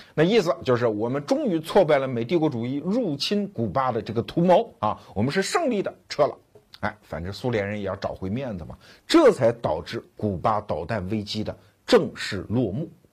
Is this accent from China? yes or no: yes; China